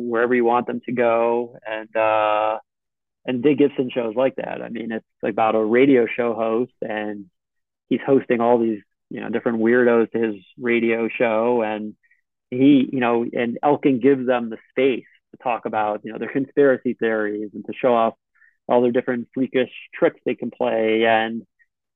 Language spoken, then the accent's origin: English; Israel; moved away as an adult; also born or lived in United States; I'm from Israel